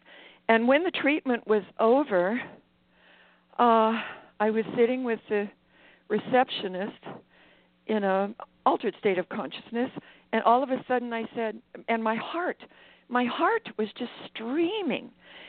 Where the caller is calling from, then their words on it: Maui, Hawaii, United States; I'm calling from Maui.